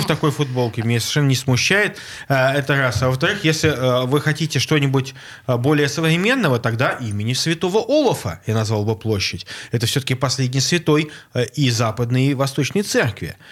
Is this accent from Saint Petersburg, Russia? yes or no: yes; Saint Petersburg, Russia; Мне, как жителю, как ленинградцу коренному, как жителю Петербурга